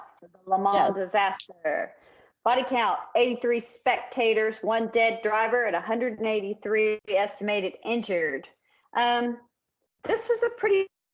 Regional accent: the South, United States; also born or lived in the Midwest; We're from the South

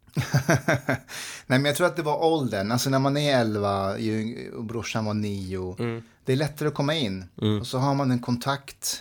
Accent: Nacka, Stockholm County, Sweden; Swedish is a second language; also born or lived in Afghanistan; jag växte upp i Nacka

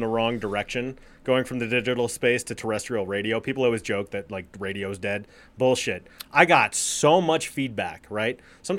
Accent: Colorado, United States; And the lifestyle, I'm not a Texan.

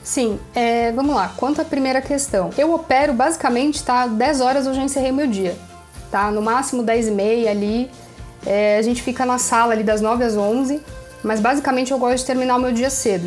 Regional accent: Brazil; eu sou do Brasil

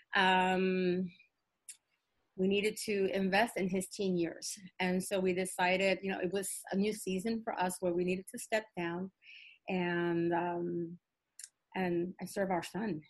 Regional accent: New York City, New York, United States; I'm of Puerto Rican descent, um, uh, born and raised in the South Bronx

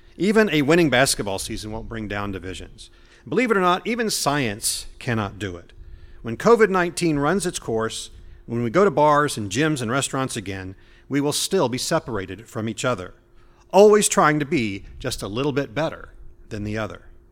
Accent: Indianapolis, Indiana, United States; moved away; I grew up in Indianapolis

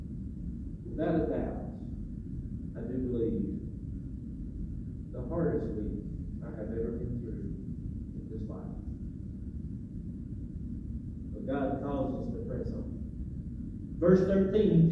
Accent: Macon, Georgia, United States; I grew up in Macon

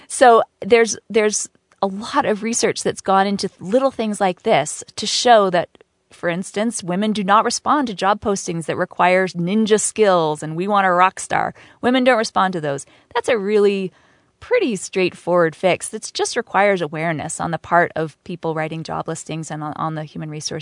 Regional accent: New York City, New York, United States; I was raised in New York City.

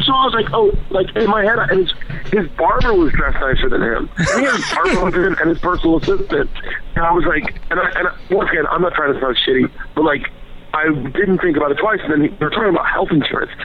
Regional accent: the South, United States; moved away; I grew up in the South

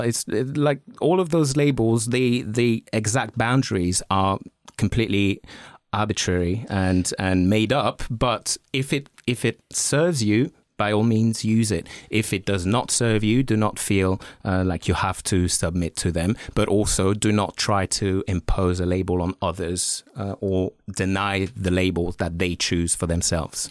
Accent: France; moved away; I grew up in France

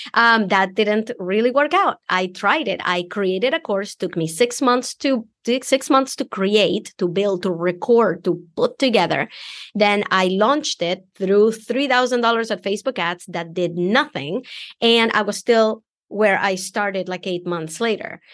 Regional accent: Venezuela; English is a second language; moved away as an adult; now in United States; because I'm an immigrant. I came from Venezuela

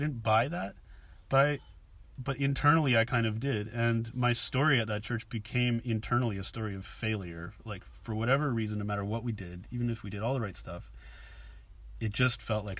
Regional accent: Canada; moved away as an adult; now in Bristol, United Kingdom; I came here from Canada 5 years ago with my family.

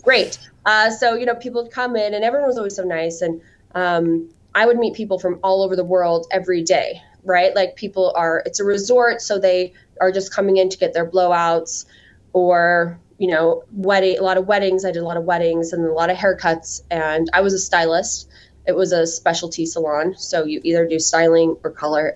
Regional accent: Cedar City, Utah, United States; moved away as an adult; also born or lived in Las Vegas, Nevada / Grand Rapids, Michigan; I am from Utah, but I am from the southern part of the state, a little town called Cedar City.

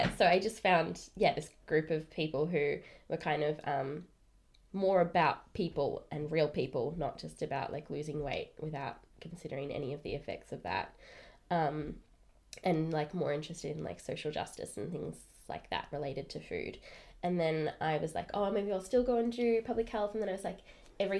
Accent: Melbourne, Victoria, Australia; I am from Melbourne

